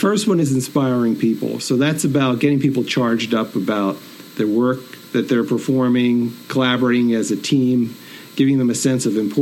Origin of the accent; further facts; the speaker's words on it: Northeastern Pennsylvania, United States; also born or lived in Binghamton, New York; I'm originally from Northeastern PA